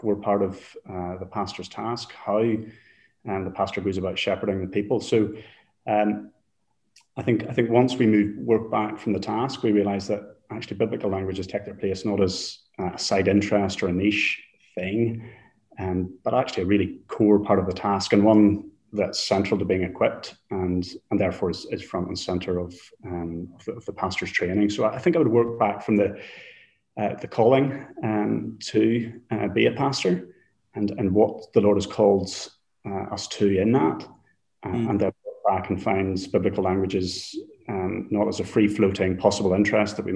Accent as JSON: {"language": "English", "region": "Northern Ireland", "country": "United Kingdom", "tie": "born or raised there", "also_born_or_lived": "England / London / Netherlands", "moved": "as an adult", "lives_now": "Bridgend, United Kingdom", "said": "I was born and raised in Northern Ireland and moved when I was just turned 18 to England to study"}